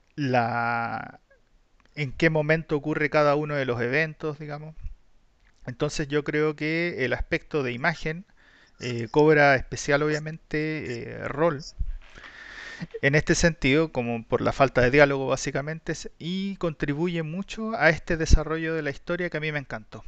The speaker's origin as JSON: {"language": "Spanish", "country": "Chile"}